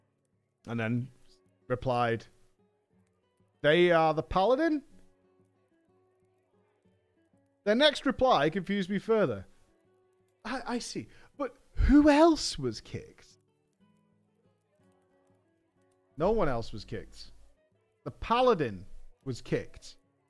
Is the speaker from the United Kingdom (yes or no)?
yes; England, United Kingdom; I explained that I'm from England.